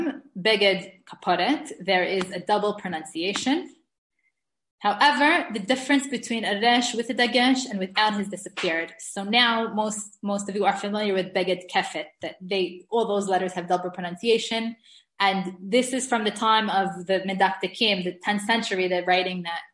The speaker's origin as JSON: {"language": "English", "town": "New York City", "region": "New York", "country": "United States", "tie": "born or raised there", "moved": "yes", "lives_now": "Israel", "said": "I grew up in the Syrian community in Brooklyn"}